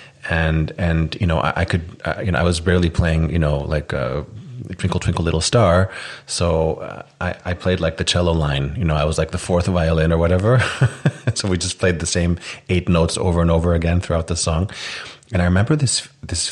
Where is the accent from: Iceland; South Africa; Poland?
Iceland; moved away as an adult; also born or lived in United States; now in Tel Aviv, Israel; I'm from Iceland. I moved to Israel about 3 years ago, but most of my life I lived in Iceland and some other places too.